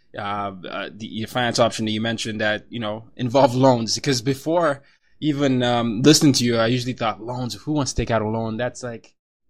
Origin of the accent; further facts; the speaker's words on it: Nigeria; moved away; I come from Nigeria as well